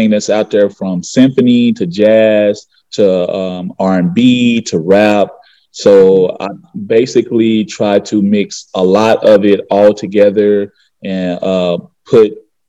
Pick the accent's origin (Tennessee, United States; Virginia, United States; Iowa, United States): Tennessee, United States; Memphis; also born or lived in Arkansas; I'm from Memphis, Tennessee, South Memphis, Tennessee